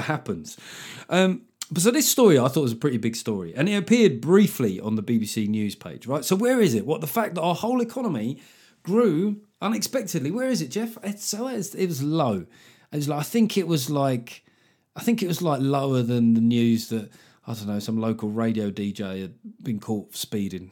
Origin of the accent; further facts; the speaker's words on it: London, United Kingdom; we grew up in London in the eighties